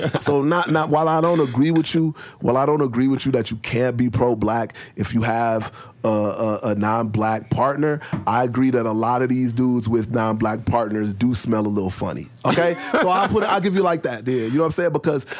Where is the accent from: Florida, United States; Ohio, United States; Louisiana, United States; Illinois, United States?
Illinois, United States; Chicago; moved away; I come from Chicago.